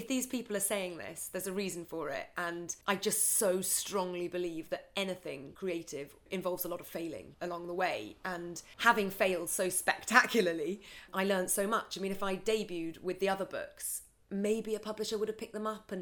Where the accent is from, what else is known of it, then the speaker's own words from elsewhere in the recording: Scotland, United Kingdom; I grew up in Scotland, in the middle of nowhere